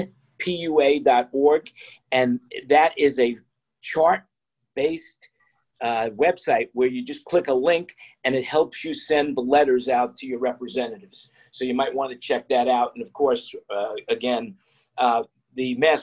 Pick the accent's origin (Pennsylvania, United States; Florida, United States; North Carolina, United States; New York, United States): New York, United States; I grew up in New York